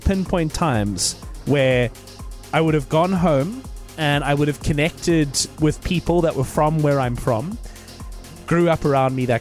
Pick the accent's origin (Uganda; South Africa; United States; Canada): South Africa; Cape Town, Western Cape; moved away; I have been in my hometown at Cape Town over the course of the last couple of days